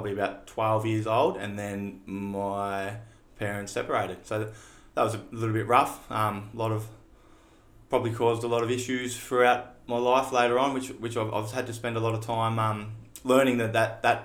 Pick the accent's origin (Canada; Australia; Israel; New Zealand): Australia; Shepparton, Victoria; born and bred in Shepparton.